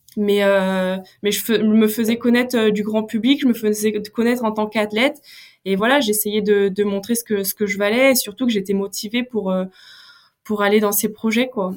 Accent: North Finistère, Brittany, France; moi je suis issue du Finistère Nord.

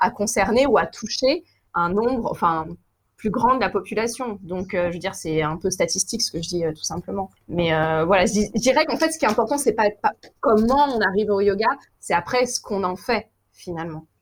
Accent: Paris, Île-de-France, France; je suis parisienne

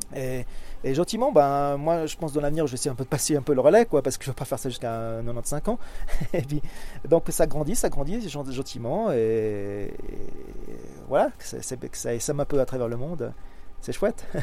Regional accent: Switzerland; je suis suisse

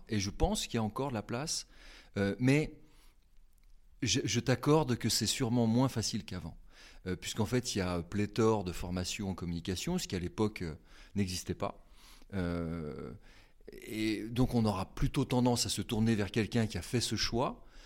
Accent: Haute-Savoie, Auvergne-Rhône-Alpes, France; moved away as an adult; now in Nantes, France; je viens de Haute-Savoie, euh, j'ai euh, migré à Nantes en raison de mes études.

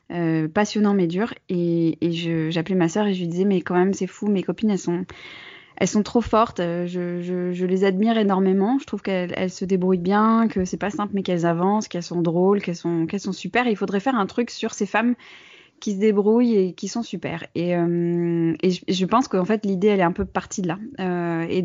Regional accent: Bordeaux, Nouvelle-Aquitaine, France; also born or lived in United States; l'influence de mon enfance aux États-Unis sur le contenu et sur le ton de ce que je fais, de ce que ça signifie lancer un projet depuis la province. ben oui, parce que je suis bordelaise.

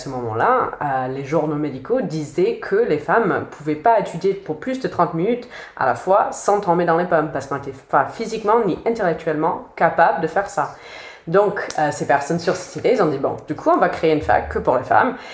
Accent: United States; French is a second language; moved away as an adult; also born or lived in Boston; now in France; J'ai un accent parce que je suis bien américaine. J'ai habité aux États-Unis jusqu'à 2013, donc ça fait presque 7 ans que je suis en France.

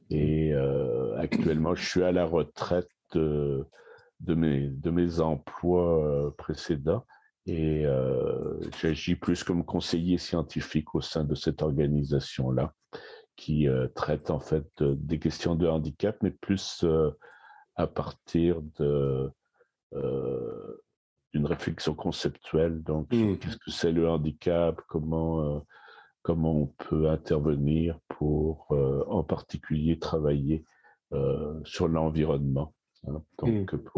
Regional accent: Paris, Île-de-France, France; now in Canada; Et non, je suis né à Paris. Je suis né à Paris. Puis donc, j'ai été j'ai fait mes études à Paris

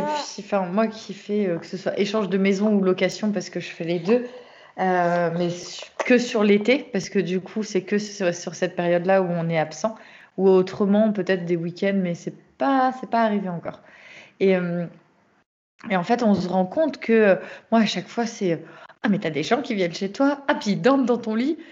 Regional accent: Brittany, France; je suis bretonne et voilà, je suis toujours en Bretagne.

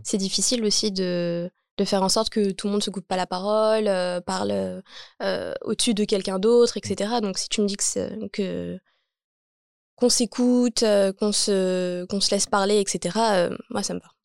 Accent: Champigny-sur-Marne, Île-de-France, France; j'ai grandi donc à Champigny-sur-Marne. Je suis née à Champigny-sur-Marne

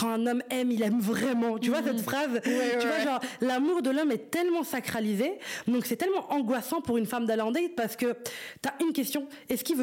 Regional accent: Brussels, Brussels-Capital Region, Belgium; C'est un mec de Paris et moi je suis de Bruxelles

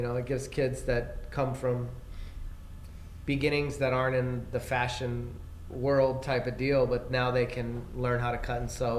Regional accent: California, United States; I'm from California.

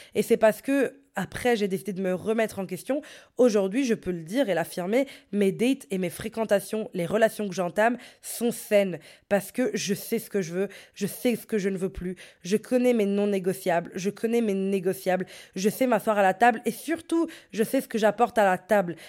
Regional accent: Brussels, Brussels-Capital Region, Belgium; j'étais de Bruxelles

